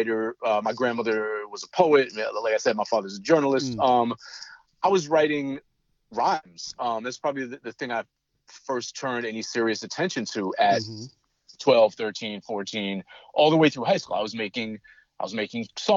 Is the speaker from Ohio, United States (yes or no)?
no; Boston, Massachusetts, United States; I'm from Boston